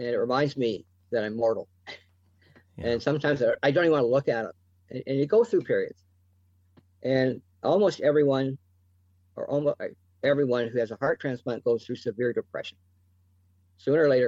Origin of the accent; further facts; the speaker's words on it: Chatham, Ontario, Canada; my hometown here in Chatham